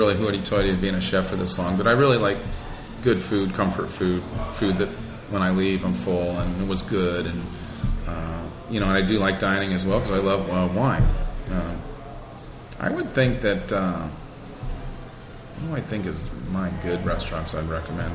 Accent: the Florida Keys, United States; moved away as an adult; now in Rochester, United States; I'm from the Keys, so that's my style

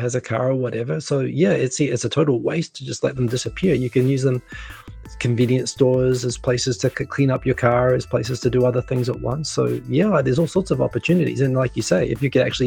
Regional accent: Auckland, New Zealand; also born or lived in rural New Zealand; I'm from Auckland.

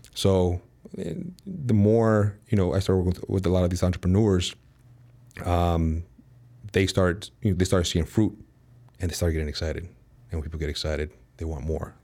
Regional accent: Chicago, Illinois, United States; moved away as an adult; now in Dallas, United States; born and raised in Chicago, moved out to Dallas, Texas last August

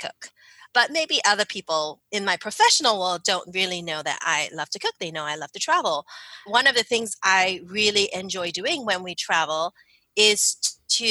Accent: Singapore; moved away as an adult; also born or lived in Philadelphia, United States; now in United States; I grew up in Singapore

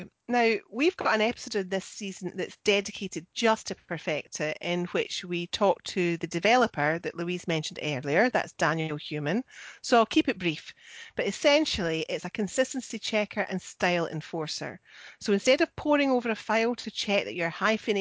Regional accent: Scotland, United Kingdom; I'm the Scottish one.

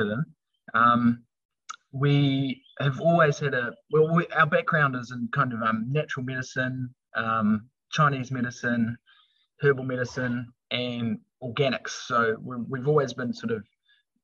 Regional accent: Wellington, New Zealand; moved away as an adult; my brother and I, we were raised down in Wellington on a small little lifestyle block in the hills just north of Wellington.

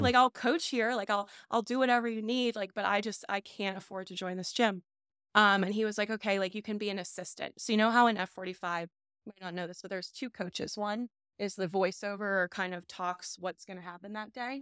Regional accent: Scott Township, Pennsylvania, United States; also born or lived in South Fayette, Pennsylvania; South Hills. Okay. So, I am, we grew up in Scott Township

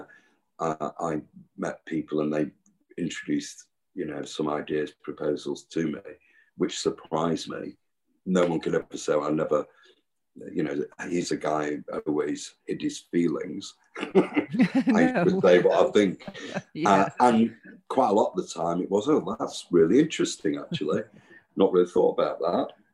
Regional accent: Manchester, North West England, United Kingdom; I grew up in Cheetham Hill

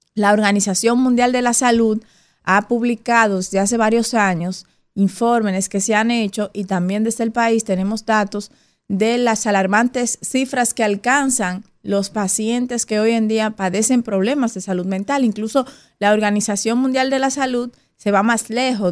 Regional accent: Dominican Republic; nosotros como dominicanos y dominicanas

